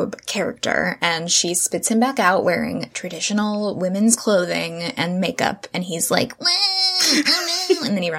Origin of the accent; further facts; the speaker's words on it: Orlando, Florida, United States; we grew up in Orlando, going to Disney World and dressing up as Belle when we were little kids